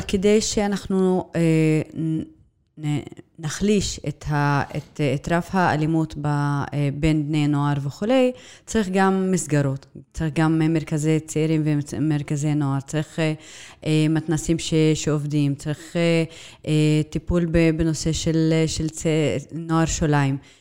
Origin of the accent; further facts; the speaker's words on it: Nazareth, Northern District, Israel; נצרת היא עיר מולדתי. אני נולדתי, אה, שם